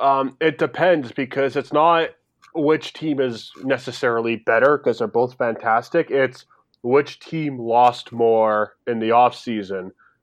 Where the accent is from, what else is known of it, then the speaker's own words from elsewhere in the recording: Toronto, Ontario, Canada; we're from Toronto.